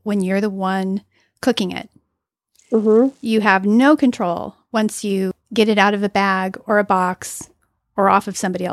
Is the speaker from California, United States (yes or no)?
yes; California, United States; I'm from California